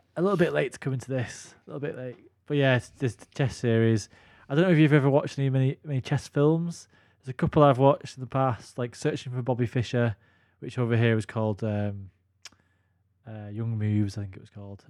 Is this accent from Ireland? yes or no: no; United Kingdom; as British guys